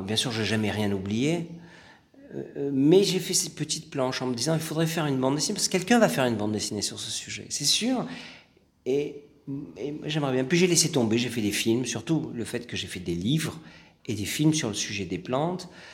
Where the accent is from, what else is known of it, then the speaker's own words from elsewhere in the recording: France; j'ai grandi en France